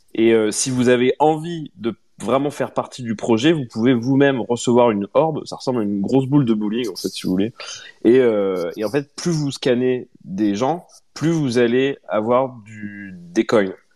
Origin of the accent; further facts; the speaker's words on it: France; nous, en tant que Français